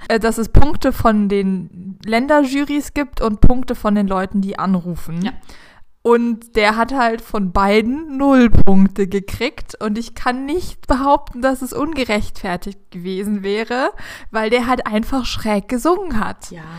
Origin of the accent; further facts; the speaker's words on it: Germany; als Deutsche